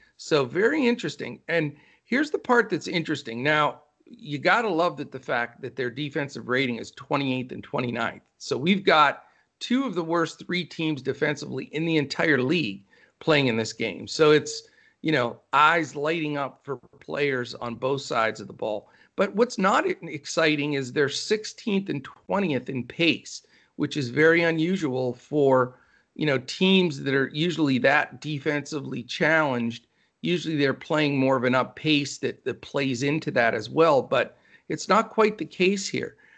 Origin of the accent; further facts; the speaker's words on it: Pennsylvania, United States; now in Texas, United States; I was born and raised up in the Northeast in, in Pennsylvania